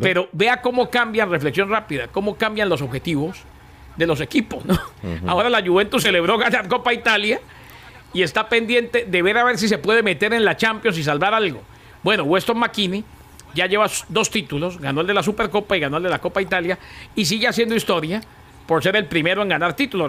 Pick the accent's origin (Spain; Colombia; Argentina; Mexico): Colombia; yo soy más colombiano que ustedes dos juntos